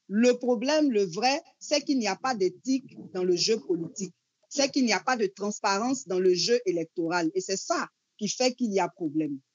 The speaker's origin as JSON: {"language": "French", "country": "Côte d’Ivoire", "said": "chez nous, en Côte d'Ivoire"}